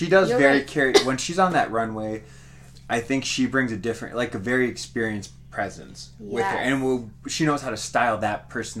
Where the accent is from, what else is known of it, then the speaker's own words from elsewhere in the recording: Midwest, United States; as being a Midwest queen and growing up in the Midwest